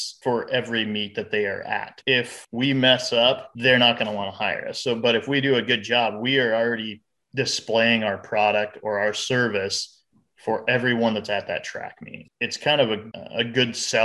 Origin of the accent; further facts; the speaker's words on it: Fairbury, Nebraska, United States; We're both from Fairbury. Okay. So we both graduated from Fairbury